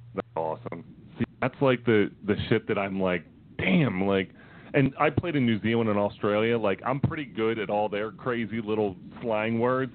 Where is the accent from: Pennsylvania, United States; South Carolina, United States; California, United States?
Pennsylvania, United States; Philadelphia; we're from Philly